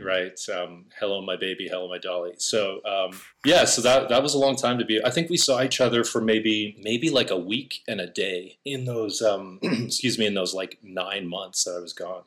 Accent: Alberta, Canada; moved away as an adult; now in Los Angeles, United States; I'm definitely from the sticks

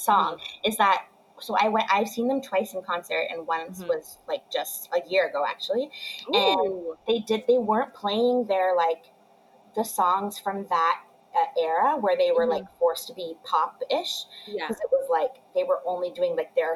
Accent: Ottawa, Ontario, Canada; I grew up in Ottawa

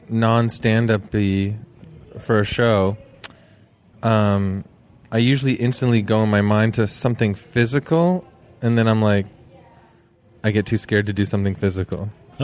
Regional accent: Toronto, Ontario, Canada; And I'm especially being from Toronto

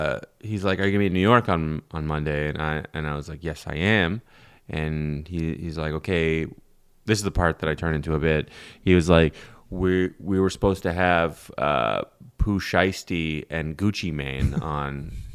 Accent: Russia; I'm from Russia somehow.

